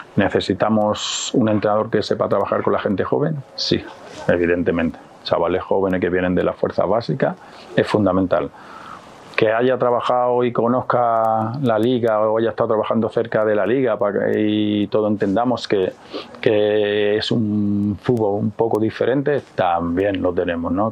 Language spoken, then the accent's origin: Spanish; Mexico